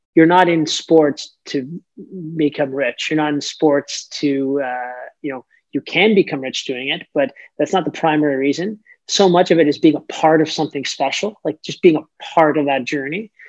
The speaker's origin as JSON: {"language": "English", "town": "Toronto", "region": "Ontario", "country": "Canada", "tie": "born or raised there", "moved": "yes", "lives_now": "Saint John, Canada", "said": "I'm from Toronto, Ontario, and uh, grew up a major, huge, huge hockey fan"}